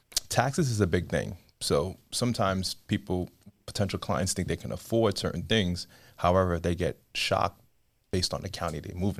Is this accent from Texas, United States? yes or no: no; New York City, New York, United States; I'm from Brooklyn, New York, Empire State.